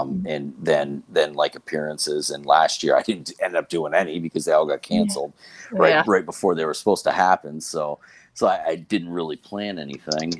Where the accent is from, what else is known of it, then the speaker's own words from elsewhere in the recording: Northern Vermont, United States; I'm born and raised in Vermont on Lake Champlain